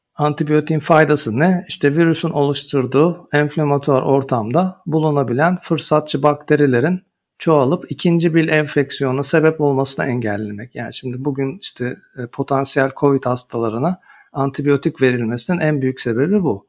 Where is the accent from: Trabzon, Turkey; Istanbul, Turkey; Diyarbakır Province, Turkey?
Istanbul, Turkey; moved away as an adult; also born or lived in Ankara / Munich / Freiburg / Basel; Ankara doğumluyum. Çocukluğum İstanbul'da geçti